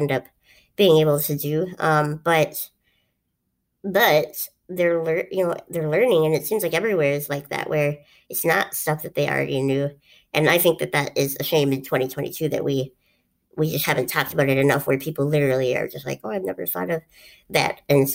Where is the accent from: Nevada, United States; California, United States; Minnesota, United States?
Minnesota, United States; Duluth; this is something that I grew up around, and I guess I've never really talked about it, is we did this thing in Duluth